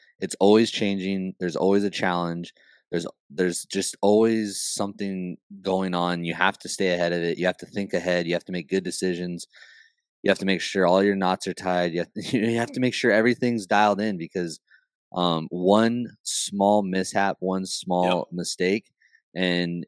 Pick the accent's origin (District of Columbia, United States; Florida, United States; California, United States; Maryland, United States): California, United States; I'm from California